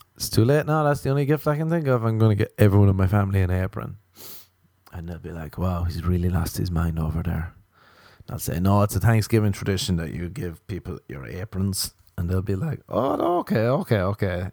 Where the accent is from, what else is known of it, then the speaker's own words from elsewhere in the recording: Ireland; as an Irish person